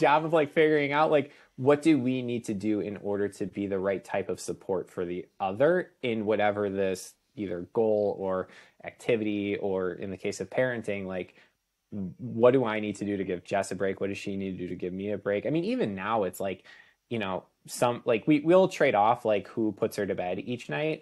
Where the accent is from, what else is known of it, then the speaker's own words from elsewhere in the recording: Chicago, Illinois, United States; moved away as an adult; also born or lived in Saint Louis; we're originally both from the Chicago area.